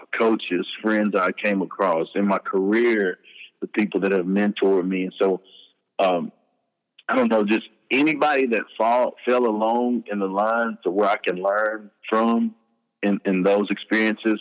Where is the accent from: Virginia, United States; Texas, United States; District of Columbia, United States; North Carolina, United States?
Texas, United States; Hearne; also born or lived in Dallas, Texas; We moved to my mother's hometown, which is Hearn, Texas, which is close to Bryan-College Station, where Texas A&M University is